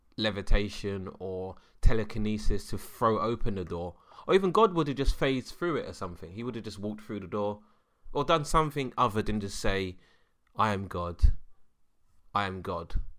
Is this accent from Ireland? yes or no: no; London, United Kingdom; I'm a Londoner.